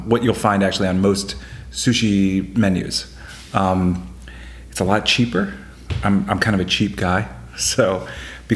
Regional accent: Chapel Hill, North Carolina, United States; moved away as an adult; also born or lived in Hawaii; now in Washington, D.C., United States; So I'm from North Carolina. I was raised in Chapel Hill, North Carolina.

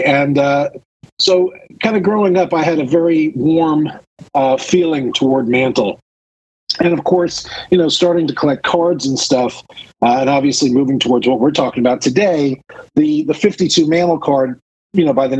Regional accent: New York City, New York, United States; I grew up in and around New York City.

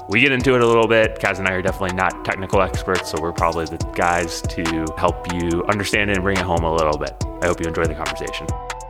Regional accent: Houston, Texas, United States; now in Los Angeles, United States; I'm from Houston. I grew up south of Houston on the Gulf Coast, evacuated Hurricane Ike when I was in middle school

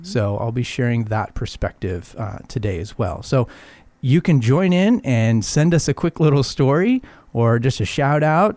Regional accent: Arizona, United States; moved away as an adult; now in California, United States; I grew up in Arizona, and I moved here in my early 20s

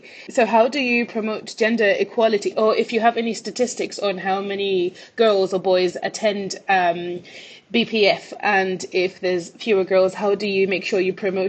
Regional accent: Malawi; I grew up in Malawi, but didn't really play a lot of sport because girls just didn't do that.

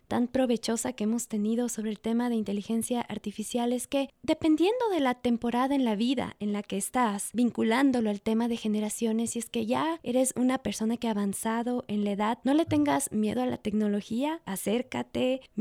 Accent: Ecuador; ¿Qué podemos hacer nosotros como ecuatorianos en medio de estos cambios tecnológicos?

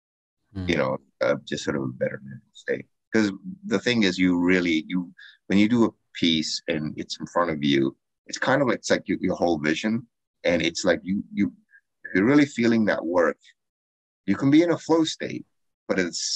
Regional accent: Canada; as a Canadian

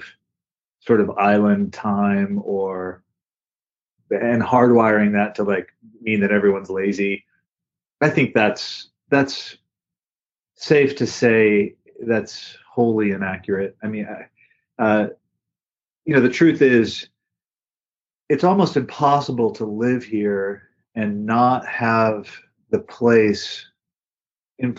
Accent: Atlanta, Georgia, United States; moved away as an adult; also born or lived in Virginia / Missoula, Montana; now in Hawaii, United States; I grew up in Atlanta, Georgia

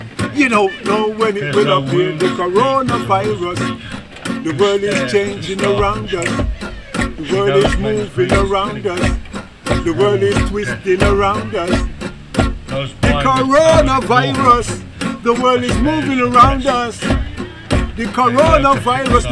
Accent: Wolverhampton, West Midlands, United Kingdom; I'm from Wolverhampton

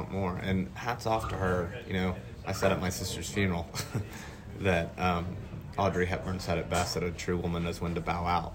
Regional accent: West Texas, United States; growing up in West Texas

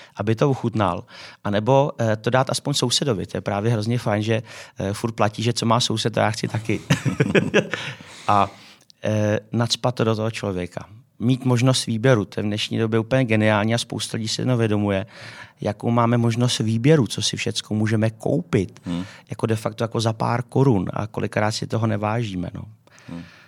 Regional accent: Czechia; my jako v Č- jako Češi

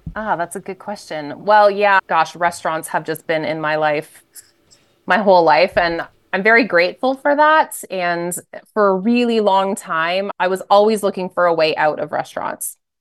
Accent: just outside of Toronto, Ontario, Canada; moved away as an adult; also born or lived in Alberta / Edmonton / Ottawa / United States; So I grew up in Canada, just outside of Toronto, small town

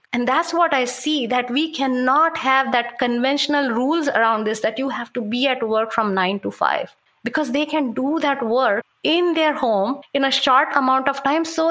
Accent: India; moved away; I come from India

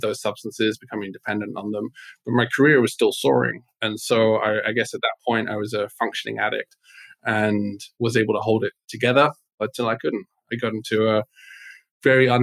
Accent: England, United Kingdom; moved away; I was born in England, very much raised with the culture of be seen, not heard, stiff upper lip.

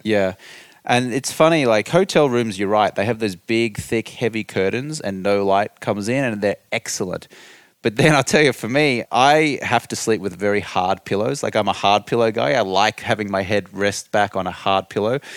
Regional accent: Brisbane, Queensland, Australia; accent: Australian; moved away as an adult; now in United States; I grew up in Australia.

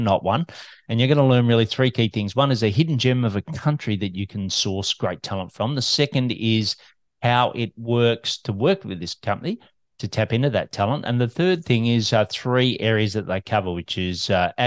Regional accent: Melbourne, Victoria, Australia

